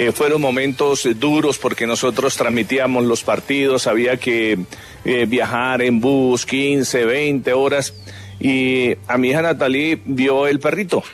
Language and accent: Spanish; La Palma, Cundinamarca, Colombia; moved away; also born or lived in Bogotá / Bucaramanga; Yo desde que nací tenía un perrito en La Palma de Cundinamarca, que es mi pueblo